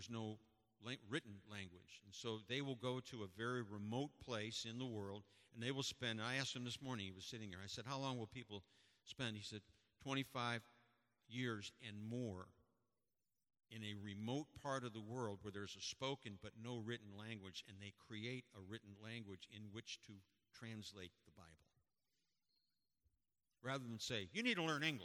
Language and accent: English; United States; I'm an American